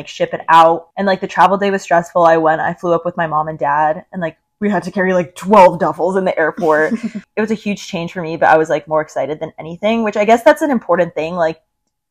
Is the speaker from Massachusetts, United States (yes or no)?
no; Miami, Florida, United States; also born or lived in Indiana; I've obviously lived in Miami my whole life